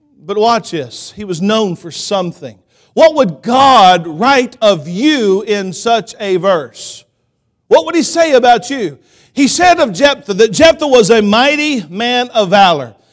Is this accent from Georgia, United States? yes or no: yes; Columbus, Georgia, United States; also born or lived in Phenix City, Alabama; now in Kansas, United States; growing up in Columbus, Georgia, I lived in Phoenix City. Phoenix City is like thirty minutes from Auburn